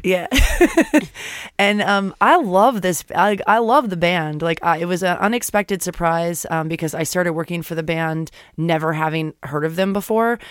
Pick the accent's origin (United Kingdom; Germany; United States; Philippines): United States; Florida; moved away; I grew up in Florida